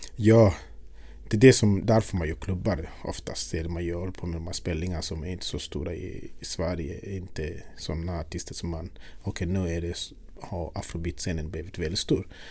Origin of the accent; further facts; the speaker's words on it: Uganda; also born or lived in Sweden; now in Stockholm, Sweden; Jag är född i Uganda. Och eh, när jag växte upp på något sätt det var musiken som drog allt